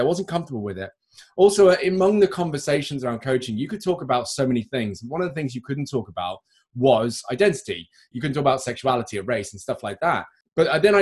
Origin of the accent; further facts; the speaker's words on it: United Kingdom; accent: well-spoken British; I'm British